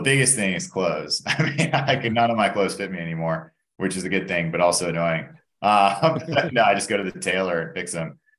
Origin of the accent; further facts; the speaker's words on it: Atlanta, Georgia, United States; also born or lived in Indiana; I grew up in Atlanta. Um, born and raised here